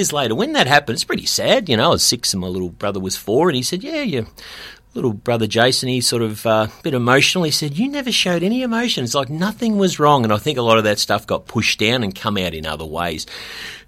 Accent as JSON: {"language": "English", "region": "Mallee region of northwest Victoria", "country": "Australia", "tie": "born or raised there", "also_born_or_lived": "South Australia / Penrith, New South Wales", "said": "We had to sell that farm and move over the border into the Mallee region of northwest Victoria when I was five."}